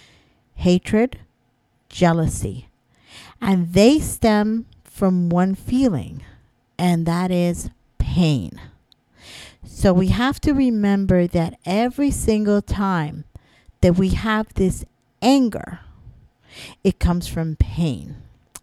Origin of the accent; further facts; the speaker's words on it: Florida, United States; moved away as an adult; now in New York, United States; I'm from Florida